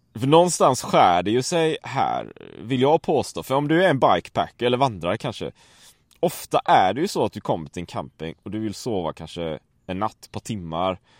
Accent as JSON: {"language": "Swedish", "country": "Sweden", "said": "hemma i Sverige"}